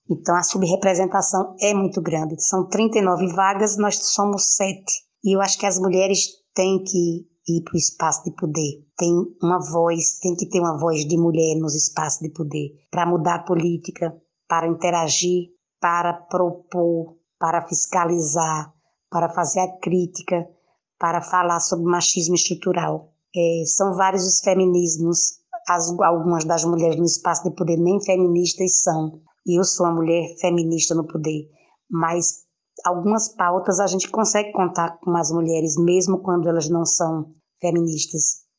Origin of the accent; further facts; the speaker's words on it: Recife, Pernambuco, Brazil; eu sou da cidade do Recife, sou, sou vereadora da cidade do Recife.